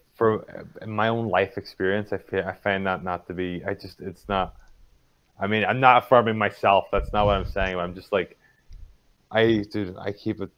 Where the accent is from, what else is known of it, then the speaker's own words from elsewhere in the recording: Northern Ireland, United Kingdom; I'm from Northern Ireland